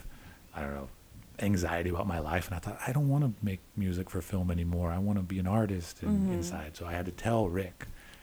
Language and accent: English; Austin, Texas, United States; now in Brooklyn, United States; I grew up in Austin, and you can't get away without, you know, you can't throw a stone and not hit a musician